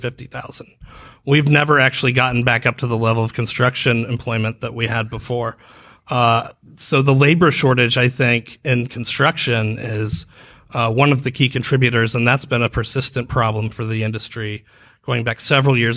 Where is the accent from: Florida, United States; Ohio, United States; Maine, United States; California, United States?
Ohio, United States; Dayton; now in Orlando, United States; I'm from Dayton